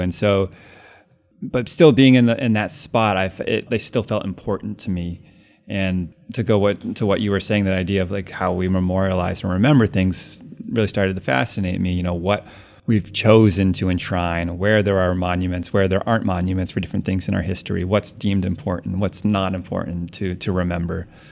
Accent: Cambridge, Massachusetts, United States; moved away as an adult; also born or lived in Connecticut; now in Brooklyn, United States; I grew up actually in Cambridge, Mass, and lived there my whole life until college, and then after oh. college moved to New York

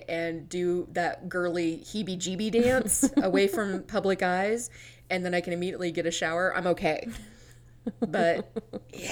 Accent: Abilene, United States; moved away; I come from Abilene

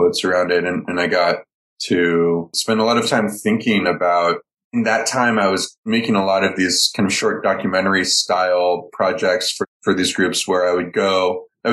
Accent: Palo Alto, California, United States; moved away as an adult; also born or lived in Cambodia; I grew up in Palo Alto, where there's an old classic movie theater

